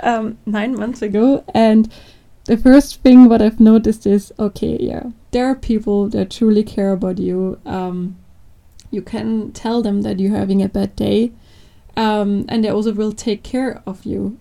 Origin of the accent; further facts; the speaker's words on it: Austria; English is a second language; I'm also from Austria.